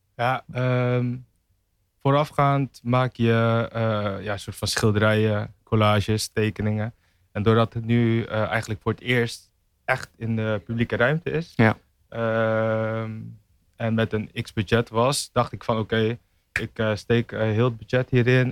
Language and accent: Dutch; Tiel, Gelderland, Netherlands; moved away as an adult; now in Rotterdam, Netherlands; Ik kom uit Tiel